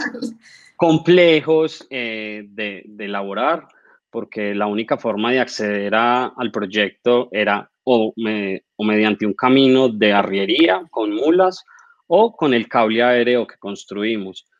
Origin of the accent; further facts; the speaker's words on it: Manizales, Caldas, Colombia; soy arquitecto, eh, soy de Manizales.